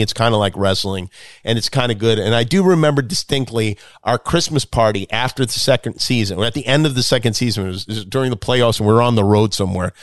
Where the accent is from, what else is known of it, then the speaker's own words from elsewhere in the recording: Las Vegas, Nevada, United States; I grew up in Vegas